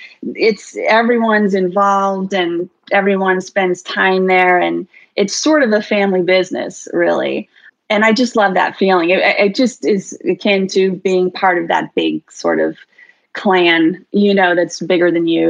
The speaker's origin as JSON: {"language": "English", "town": "New York City", "region": "New York", "country": "United States", "tie": "born or raised there", "also_born_or_lived": "Bronx, New York", "moved": "yes", "lives_now": "Bend, Oregon, United States", "said": "I was born in the Bronx, but grew up for the most part on the Upper East Side"}